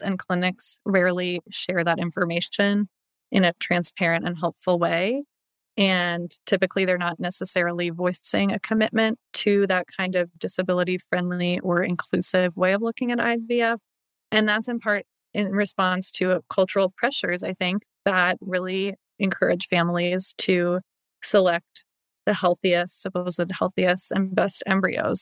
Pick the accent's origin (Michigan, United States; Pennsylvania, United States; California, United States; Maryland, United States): Maryland, United States; Baltimore; growing up in the Baltimore area, my church that my family went to had a female pastoral life director